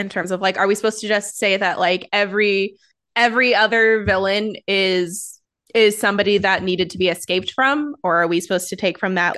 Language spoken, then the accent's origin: English; United States; as an American